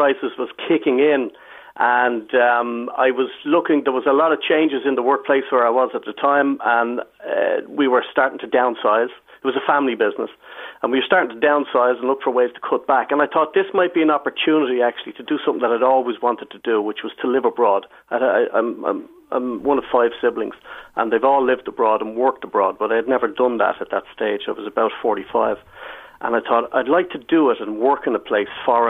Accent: Fingal, Leinster, Ireland; moved away as an adult; also born or lived in Nerja, Spain; now in Spain; I'm from Fingal, which is like Holland

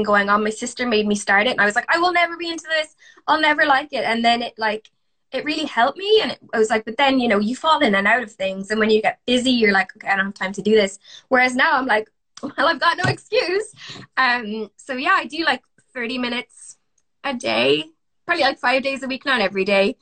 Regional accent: Galway, Connacht, Ireland; moved away as an adult; also born or lived in Oxford, United Kingdom / Birmingham, United Kingdom; now in United Kingdom; I'm from Galway and I naturally talk very, very fast

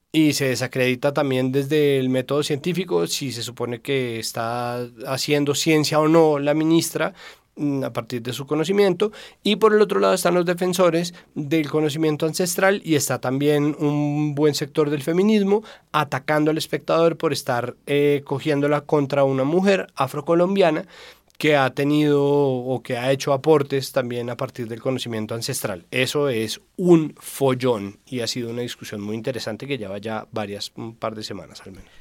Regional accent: Colombia; nosotros somos muy susceptibles como colombianos

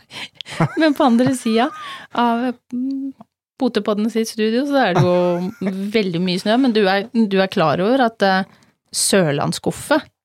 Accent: Telemark, Norway; moved away; Vi er begge fra Telemark, vi er godt vant med snø.

